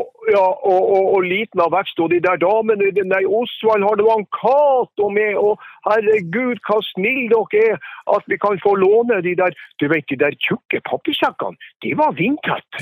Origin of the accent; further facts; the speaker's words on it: Langåsdalen, near Sulitjelma, Nordland, Norway; Jeg vokste jo opp innerst i Langåsdalen